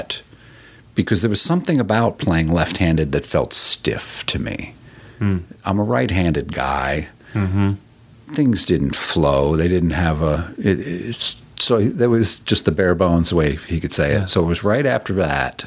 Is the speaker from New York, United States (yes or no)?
yes; New York, United States; moved away as an adult; also born or lived in Bay Area / Raleigh, North Carolina / Colorado; I grew up in New York